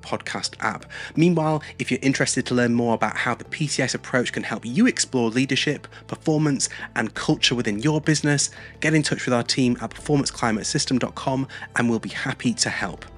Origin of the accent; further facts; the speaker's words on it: Yorkshire and the Humber, United Kingdom; I am from Yorkshire